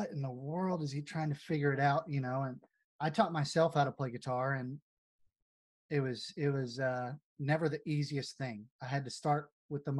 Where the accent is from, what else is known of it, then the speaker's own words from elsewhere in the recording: Abilene, Texas, United States; growing up in Abilene, Texas